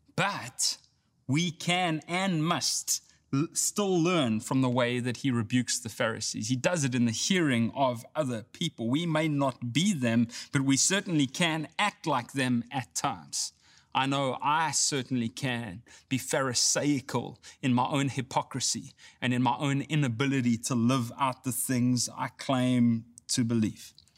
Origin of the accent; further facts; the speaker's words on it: South Africa; now in Texas, United States; I grew up in South Africa